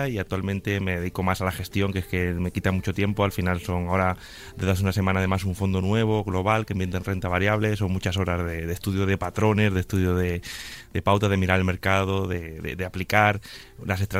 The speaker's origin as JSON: {"language": "Spanish", "town": "A Coruña", "region": "Galicia", "country": "Spain", "also_born_or_lived": "Canary Islands", "lives_now": "Madrid, Spain", "said": "que realmente vivo en Madrid hace muchos años, pero soy coruñés y medio canario también"}